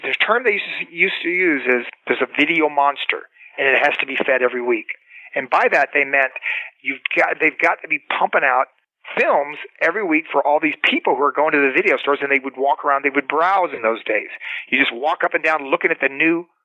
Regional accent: Cocoa Beach, Florida, United States; moved away as an adult; also born or lived in Los Angeles; I was a kid from Cocoa Beach, Florida

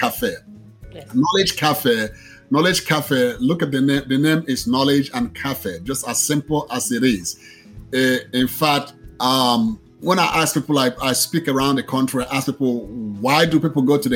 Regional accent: Nigeria; moved away as an adult; now in Austin, United States; I was originally born in Nigeria

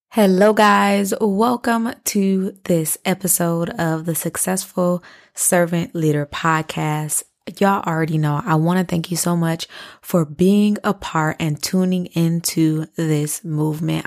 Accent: Flint, Michigan, United States; moved away; I am from Flint, Michigan. All of our families live in Flint, Michigan

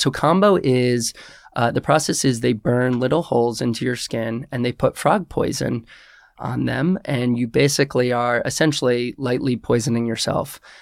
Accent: Westchester, New York, United States; I am originally from Westchester, New York.

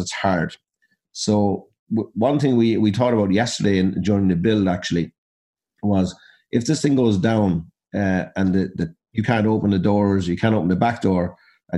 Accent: Abbeyleix, Laois, Ireland; we're from Abbey Leaks in County Leash

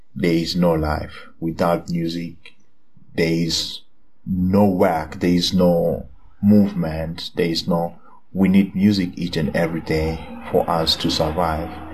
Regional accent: Eswatini; now in Lusaka, Zambia; I am from Swaziland. I'm currently based in Zambia, Lusaka.

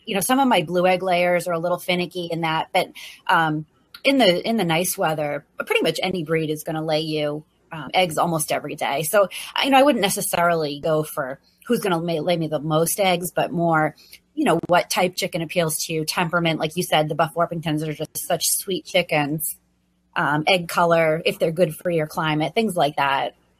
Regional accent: New England, United States; also born or lived in Virginia; now in Maine, United States; I grew up in New England

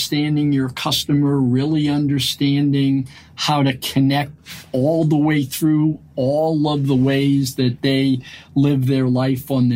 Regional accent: Lowell, Massachusetts, United States; also born or lived in Brooklyn, New York; We grew up in Lowell, Massachusetts, working in mills

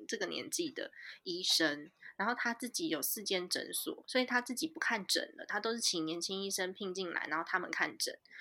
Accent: Taiwan; also born or lived in United States; 我从小就在台湾长大，我只有念书的时候去美国而已

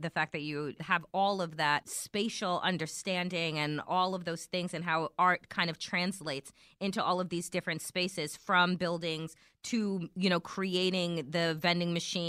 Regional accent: Eastern Long Island, New York, United States; I grew up on Eastern Long Island, going to the beach as a little kid.

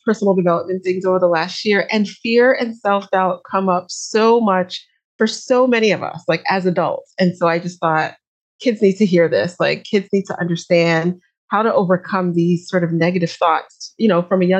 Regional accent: New York, United States; moved away as an adult; now in Atlanta, United States; I am from New York originally, but I've been based in Atlanta for the last maybe 8 or 9 years now

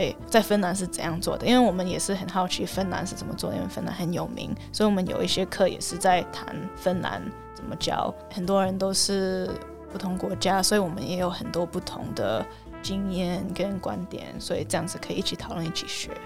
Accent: Canada; Chinese is a second language; moved away as an adult; also born or lived in Taiwan / Toronto, Canada; now in Helsinki, Finland; 我是在加拿大长大的深的，然后长大的台湾人。然后我大学我是念经济系，在多伦多大学，然后后来我又回来台湾一年来教英文，可是后来我就去芬兰去念研究所

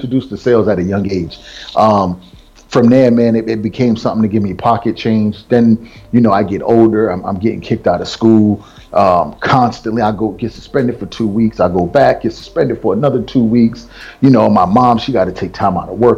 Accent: Providence, Rhode Island, United States; I come from Rhode Island, that little speck on the map, you know. And most people, every time I say Rhode Island, they're like, man, they got black people there? you know, so inside of Providence, they do. And that's where I grew up

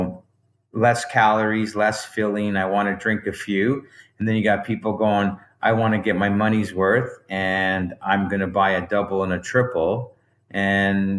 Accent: Bolton, Ontario, Canada; I grew up in Bolton, Ontario

